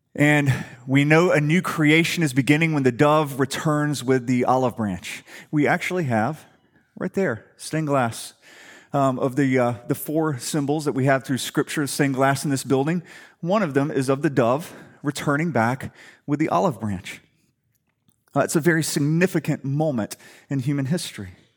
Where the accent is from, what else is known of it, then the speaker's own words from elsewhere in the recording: Atlanta, Georgia, United States; moved away; I'm from Atlanta